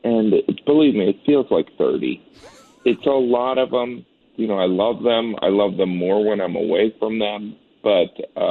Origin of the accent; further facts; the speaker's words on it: United States; growing up in the States